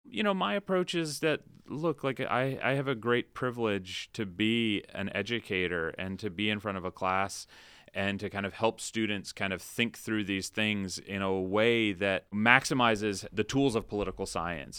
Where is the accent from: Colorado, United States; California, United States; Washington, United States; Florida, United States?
Florida, United States; Ocala; also born or lived in Shenandoah Valley, Virginia; I moved to Florida, Central Florida, when I was about five. And so I spent kind of my formative years in a town called Ocala